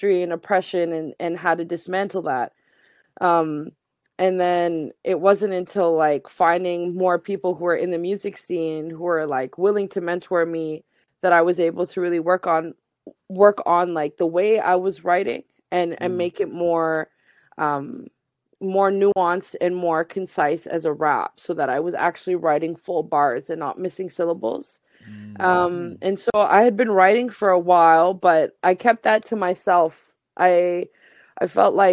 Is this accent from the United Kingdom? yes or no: no; Halifax, Nova Scotia, Canada; growing up in Halifax with a visibly Muslim family